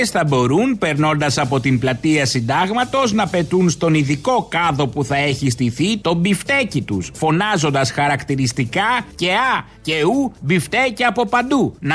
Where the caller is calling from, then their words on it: Egaleo, Attica, Greece; Γεια χαρά, Αποστόλη … από το Εγάλεο.